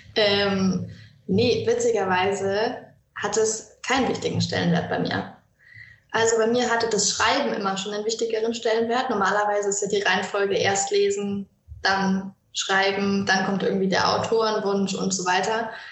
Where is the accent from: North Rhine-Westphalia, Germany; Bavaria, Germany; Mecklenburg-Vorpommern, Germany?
Bavaria, Germany; Franconia; ich komme aus Franken und ähm, bin hier zur Schule gegangen, bin hier aufgewachsen